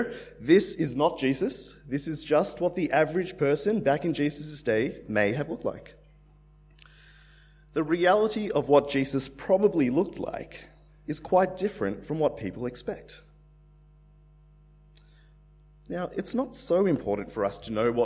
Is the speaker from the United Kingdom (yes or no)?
no; Australia; also born or lived in India; I'm Indian. My family, we came to Australia when I was about 3 years old.